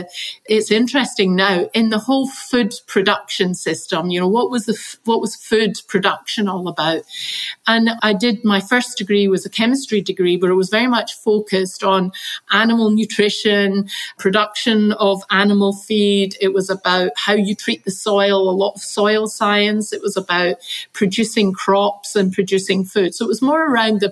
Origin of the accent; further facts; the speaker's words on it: Glasgow, Scotland, United Kingdom; I grew up in Scotland. I grew up in the west coast of Scotland and I grew up in Glasgow.